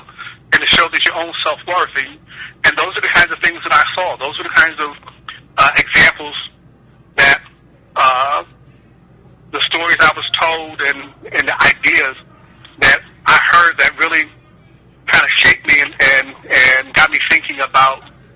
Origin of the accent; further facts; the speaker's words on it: Akron, Ohio, United States; But I grew up in Akron, Ohio.